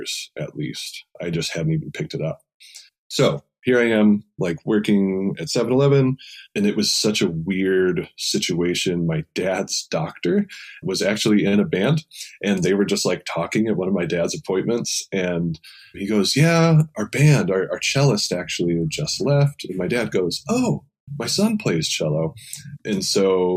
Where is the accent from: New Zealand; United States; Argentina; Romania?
United States; Indiana; moved away; in my home state of Indiana, where I'm from